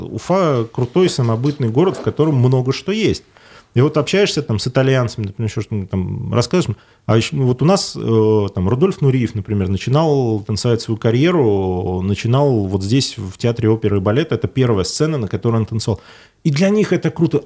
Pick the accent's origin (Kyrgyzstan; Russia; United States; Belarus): Russia; Ufa, Bashkortostan; я из Уфы